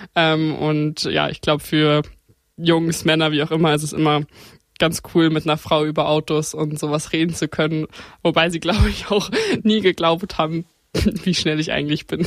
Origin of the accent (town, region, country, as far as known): Grünwald, Bavaria, Germany; born or raised there